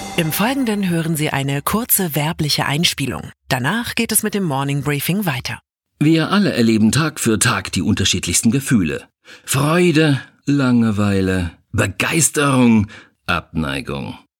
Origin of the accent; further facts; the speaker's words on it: Wiesbaden, Hesse, Germany; moved away; in meiner Heimatstadt Wiesbaden